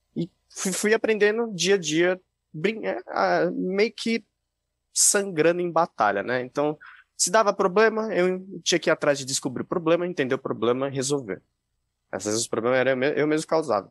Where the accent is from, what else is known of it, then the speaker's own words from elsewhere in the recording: Jundiaí, São Paulo, Brazil; sou do interior de São Paulo, de Jundiaí